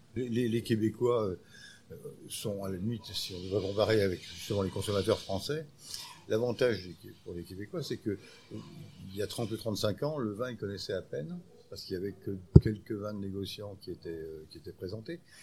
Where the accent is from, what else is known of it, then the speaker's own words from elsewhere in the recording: France; Chez nous, en France